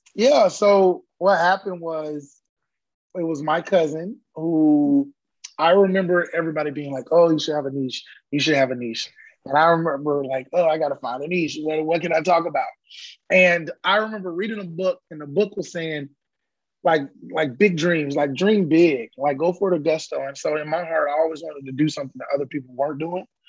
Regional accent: Orlando, Florida, United States; moved away as an adult; now in Austin, United States; born and raised in Orlando, Mickey Mouse Country

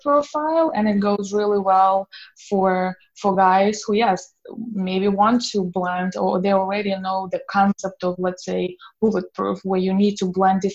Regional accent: Belarus; moved away as an adult; I grew up in Belarus

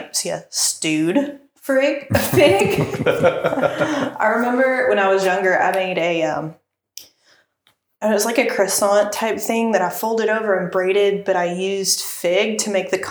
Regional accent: Casey County, Kentucky, United States; I grew up in Casey County

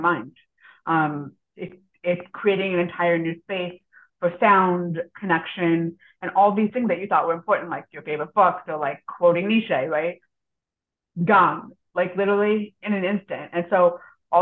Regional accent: Missouri, United States; also born or lived in Israel; in the state of Missouri, which is where I grew up.

